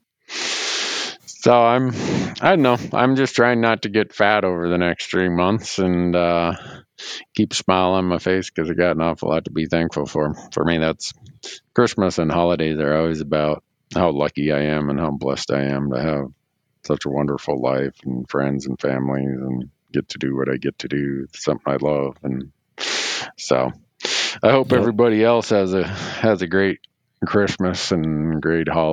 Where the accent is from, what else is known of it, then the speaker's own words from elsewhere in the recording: Montana, United States; my home state of Montana